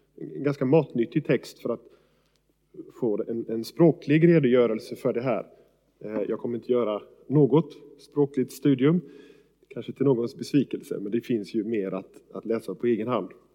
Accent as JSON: {"language": "Swedish", "country": "Sweden"}